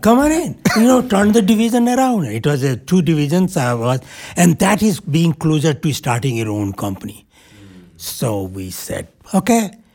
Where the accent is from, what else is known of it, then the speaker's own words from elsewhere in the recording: India; moved away as an adult; now in New Hampshire, United States; while growing up in India